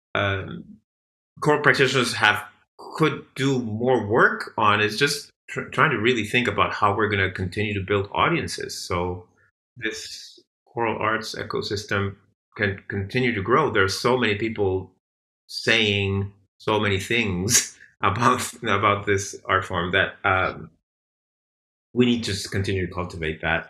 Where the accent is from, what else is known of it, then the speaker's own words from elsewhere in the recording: Argentina; also born or lived in Boston; now in Bay Area, United States; I'm also from Argentina